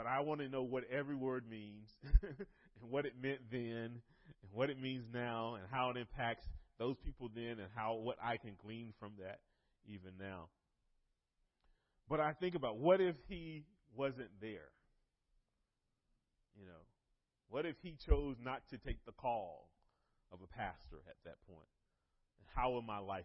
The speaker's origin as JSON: {"language": "English", "region": "North Carolina", "country": "United States", "tie": "born or raised there", "moved": "yes", "said": "I was in high school in a ministry back in my hometown in North Carolina"}